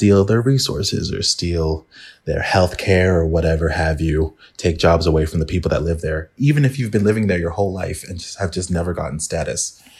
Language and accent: English; England, United Kingdom; born there; I was born in England and I still have to apply for visas to go there.